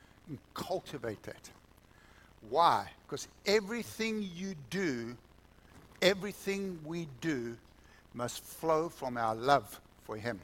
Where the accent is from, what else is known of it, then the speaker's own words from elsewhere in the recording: South Africa; moved away; We didn't even have TV when I was growing up in South Africa